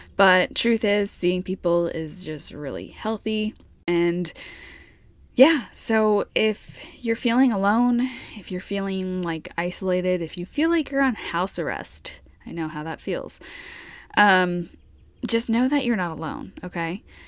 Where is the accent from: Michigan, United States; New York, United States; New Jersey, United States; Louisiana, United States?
New York, United States; moved away; I'm from New York